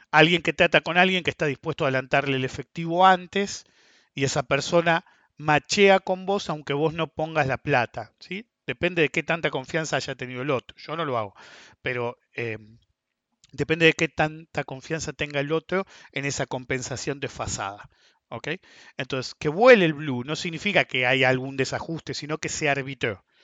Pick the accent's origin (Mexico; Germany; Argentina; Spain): Argentina; Segundo, porque somos Argentina. Todos se van a tratar de salvar.